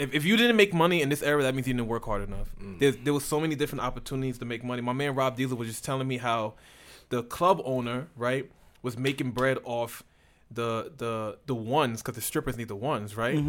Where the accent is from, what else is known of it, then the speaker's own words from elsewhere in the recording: Sierra Leone; The only reason why I'm not changed because I'm from Sierra Leone.